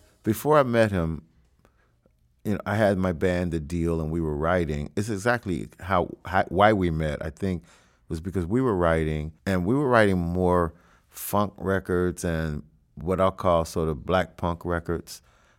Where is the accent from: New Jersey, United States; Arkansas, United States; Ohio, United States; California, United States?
Ohio, United States; Cincinnati; Growing up listening to music, I grew up in Cincinnati, and I listened to everything I loved